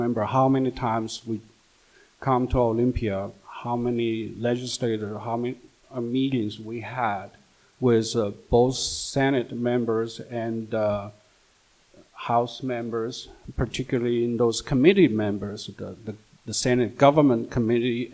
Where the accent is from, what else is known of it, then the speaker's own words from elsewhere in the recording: China; moved away as an adult; also born or lived in Beijing; now in Washington, United States; me as an immigrant, I mean, although growing up in China, and then in my 20s, after graduating from college, I came here.